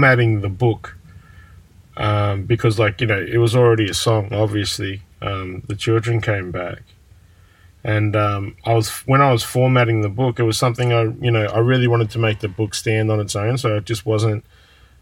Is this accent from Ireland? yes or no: no; Shepparton, Victoria, Australia; I'm sitting outside of my childhood house right now, and I'm looking at the primary school down the street in which I loathe to go every morning